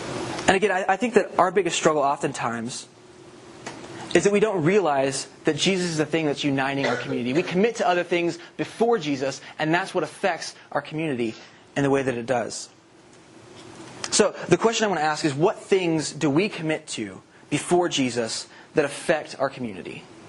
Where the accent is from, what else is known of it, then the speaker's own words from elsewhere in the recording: the South, United States; We're all from the South.